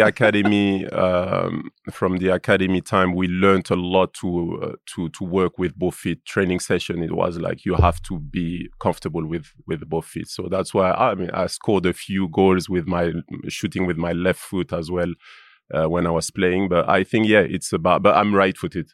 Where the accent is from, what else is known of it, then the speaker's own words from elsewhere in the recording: Lyon, Auvergne-Rhône-Alpes, France; English is a second language; moved away as an adult; I grew up in Lyon.